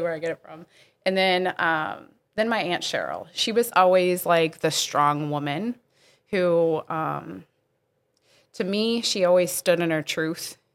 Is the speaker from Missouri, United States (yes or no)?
yes; Bridgeton, Missouri, United States; I actually did grow up in this area